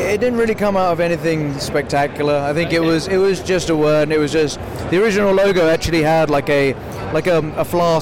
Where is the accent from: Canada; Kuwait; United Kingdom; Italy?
United Kingdom; just outside London